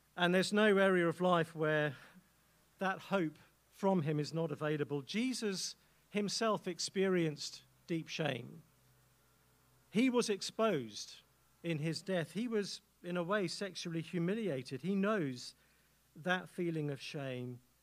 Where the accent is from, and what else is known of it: England, United Kingdom; accent: English